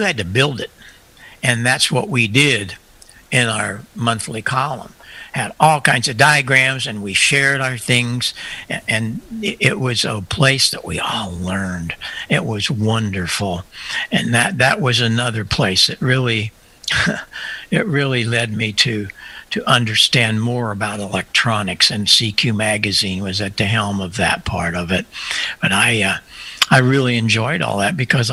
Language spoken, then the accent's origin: English; Marissa, Illinois, United States; And I opened this little store in my hometown, and I started selling Hammond organs.